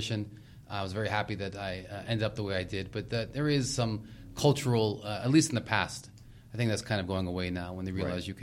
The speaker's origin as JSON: {"language": "English", "region": "Maryland", "country": "United States", "tie": "born or raised there", "said": "I grew up in Maryland"}